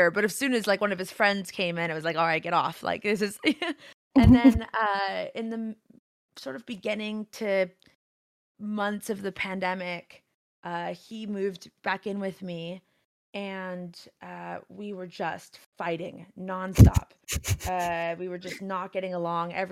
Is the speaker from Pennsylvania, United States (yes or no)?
no; California, United States; Uh, I stream on Twitch. I'm from originally from Southern California, uh, my my roots are sort of I'm a first generation American